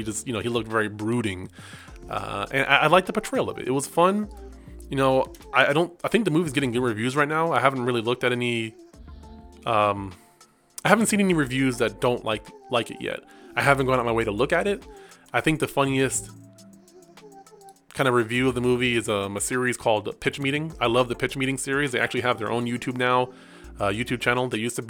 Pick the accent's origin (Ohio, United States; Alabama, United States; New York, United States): Alabama, United States; also born or lived in Michigan; I grew up in Michigan, or I grew up in Alabama, I should say, from like 14 to 25, 24. So I lived in the Bible Belt.